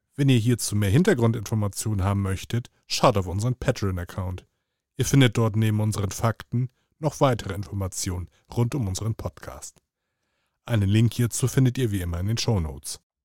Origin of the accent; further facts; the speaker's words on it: Hamburg, Germany; als Hamburger Jung, als, als geborener Hamburger, als gebürtiger Hamburger